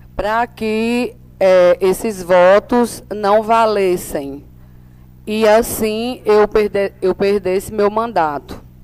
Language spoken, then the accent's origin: Portuguese; São Bento, Paraíba, Brazil; daqui, da minha terra, né, da terra que eu nasci